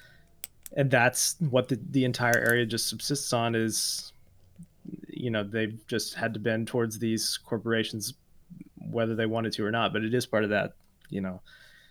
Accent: the South, United States; being a Southerner living in the South, but also have an amount of pride in being a Southerner

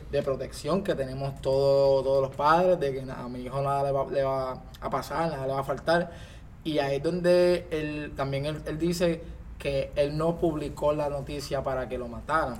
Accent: Puerto Rico; nosotros como ciudadanos, como puertorriqueños, este que habitamos en sociedad

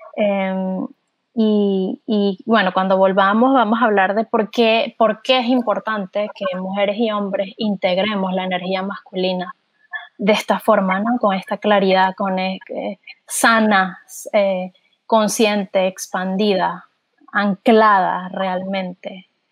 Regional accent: Venezuela; now in Texas, United States; nosotras somos, los tres somos venezolanos

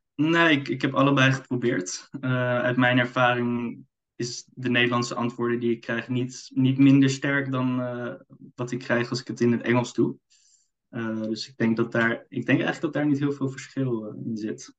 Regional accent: Amsterdam, North Holland, Netherlands; Ik kom uit Amsterdam.

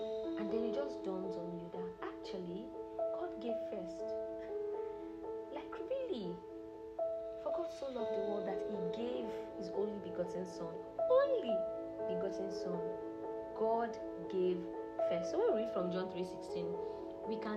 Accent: Nigeria; I'm from Nigeria, I'm Yoruba

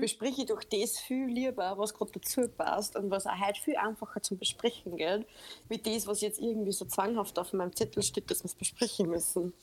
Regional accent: Upper Austria, Austria; bin aus Oberösterreich

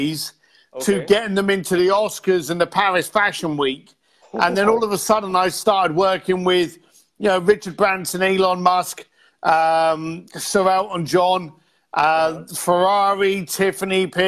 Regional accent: London, United Kingdom; I'm a bricklayer from London

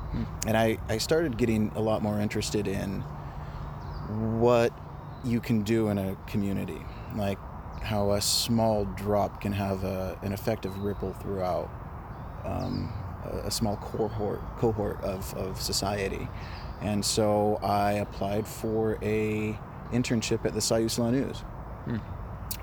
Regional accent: Florence, Oregon, United States; And so I was born there in that trailer overlooking the sea. And I grew up in Florence, so similar size town to Cottage Grove, actually.

